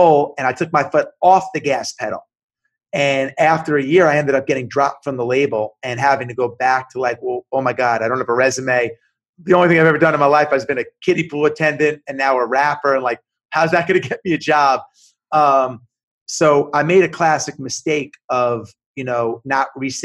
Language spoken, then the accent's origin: English; Long Island, New York, United States; moved away; I grew up in New York, in Long Island in the 80s